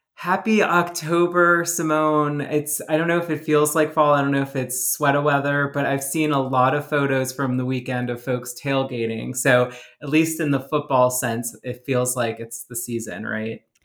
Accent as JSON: {"language": "English", "town": "New Orleans", "region": "Louisiana", "country": "United States", "moved": "yes", "said": "I'm from New Orleans"}